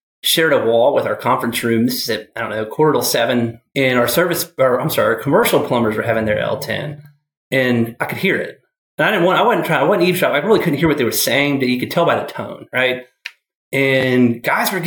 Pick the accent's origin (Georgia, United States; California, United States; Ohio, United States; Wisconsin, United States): Georgia, United States; Atlanta; moved away as an adult; also born or lived in Clemson, South Carolina; now in Charlotte, United States; I moved here from Atlanta. Well, I grew up in Atlanta. I went to Clemson and then came to Charlotte